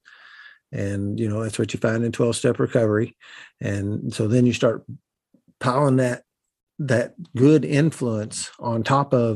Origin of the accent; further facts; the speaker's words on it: Southern Indiana, United States; accent: Southern Indiana hillbilly; I talk in what I call Southern Indiana hillbilly